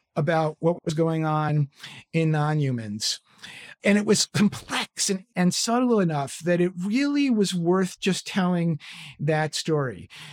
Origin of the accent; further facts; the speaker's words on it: New York City, New York, United States; moved away; I grew up in New York City in a place called Stuyvesant Town